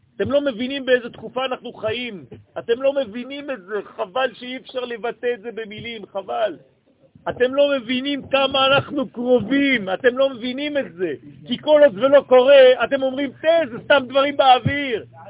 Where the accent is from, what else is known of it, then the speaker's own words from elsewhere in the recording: Israel; אני גם נולדתי פה